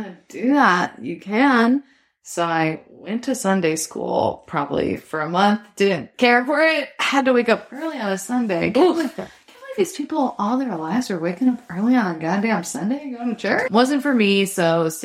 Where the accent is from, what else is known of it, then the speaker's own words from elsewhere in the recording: Dallas, Texas, United States; now in New York, United States; my experience in Texas was that my parents are from New York and moved to Texas.